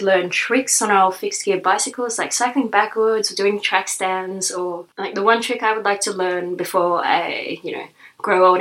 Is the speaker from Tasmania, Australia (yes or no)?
no; Sydney, New South Wales, Australia; moved away as an adult; now in Berlin, Germany; So I'm originally from Sydney, from Australia